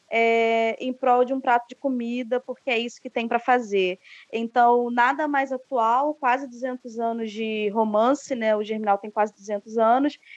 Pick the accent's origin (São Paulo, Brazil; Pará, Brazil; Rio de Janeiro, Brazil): Rio de Janeiro, Brazil; Baixada Fluminense; eu fui criada numa cidade pequena, na Baixada Fluminense